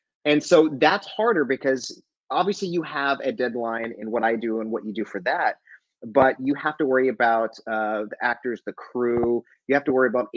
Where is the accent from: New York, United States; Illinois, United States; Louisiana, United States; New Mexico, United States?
New Mexico, United States; Albuquerque; moved away; I'm originally from Albuquerque